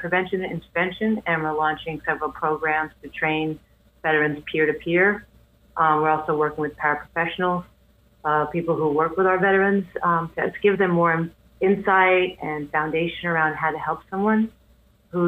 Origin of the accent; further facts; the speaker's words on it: New York City, New York, United States; I'm from Queens